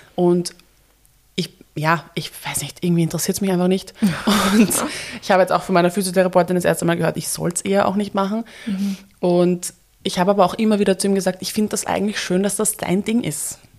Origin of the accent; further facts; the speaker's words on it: Vienna, Austria; Wien ist meine Heimat